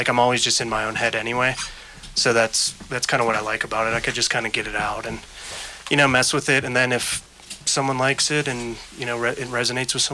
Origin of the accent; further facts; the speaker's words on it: Pittsburgh, Pennsylvania, United States; moved away as an adult; I've been a journalist for the past 13 years and my hometown of Pittsburgh, and out here, I've been out here for 7 years now